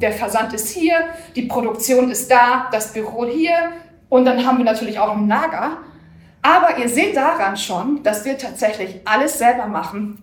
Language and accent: German; Bochum, North Rhine-Westphalia, Germany; ich bin gebürtig aus, äh, Bochum